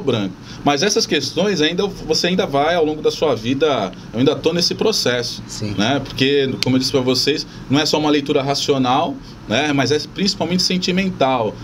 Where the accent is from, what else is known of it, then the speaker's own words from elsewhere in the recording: São Vicente, São Paulo, Brazil; eu sou nascido em São Vicente